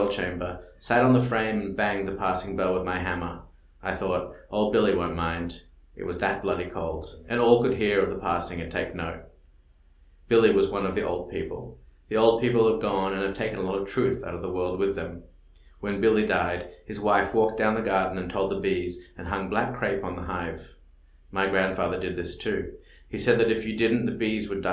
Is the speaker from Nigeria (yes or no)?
no; Australia; moved away; I grew up in Australia